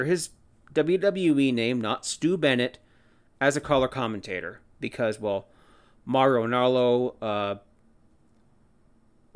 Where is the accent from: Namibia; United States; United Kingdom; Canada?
Canada; I'm Canadian.